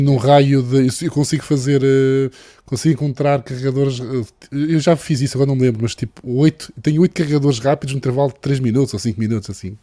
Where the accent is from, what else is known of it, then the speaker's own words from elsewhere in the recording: Madeira, Portugal; moved away; Eu, como madeirense e como utilizador de veículos elétricos na Madeira